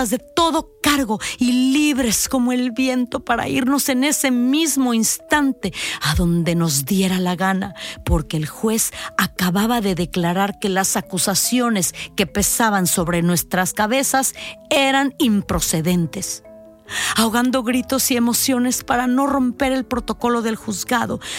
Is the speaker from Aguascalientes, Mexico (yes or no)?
no; Chihuahua, Mexico; ya podía dar rienda suelta a mi afición por un buen filete, como buena norteña que soy.